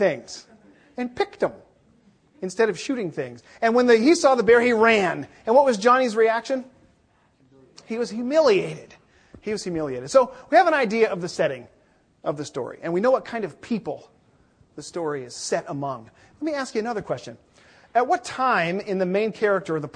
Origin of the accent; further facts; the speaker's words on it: Seattle, Washington, United States; moved away; I'm from Seattle